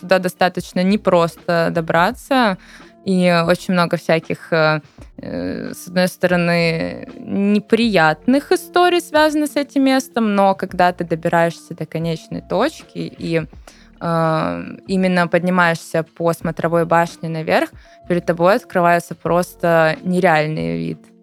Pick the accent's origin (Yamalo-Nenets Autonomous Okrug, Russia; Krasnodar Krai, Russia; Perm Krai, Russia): Krasnodar Krai, Russia; Sochi; moved away; коренной житель Сочи могу сказать